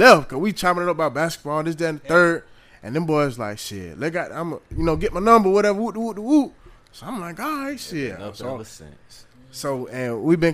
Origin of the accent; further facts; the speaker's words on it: Augusta, Georgia, United States; now in Savannah, United States; I'm from Augusta